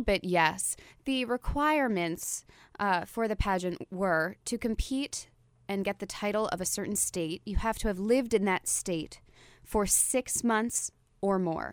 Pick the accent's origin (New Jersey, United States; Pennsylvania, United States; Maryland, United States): New Jersey, United States; moved away as an adult; now in New York, United States; I'm from Jersey.